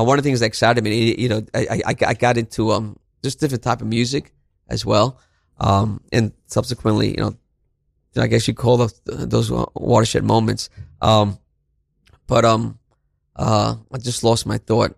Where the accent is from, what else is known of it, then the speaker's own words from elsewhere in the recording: New York City, New York, United States; also born or lived in Barranquilla, Colombia; I grew up in Brooklyn, you know, um, Brownsville, East New York